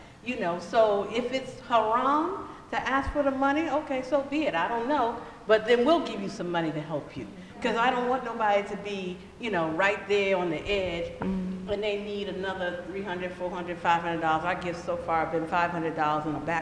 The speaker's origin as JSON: {"language": "English", "town": "Denver", "region": "Colorado", "country": "United States", "moved": "yes", "lives_now": "Los Angeles, United States", "said": "I was from Denver"}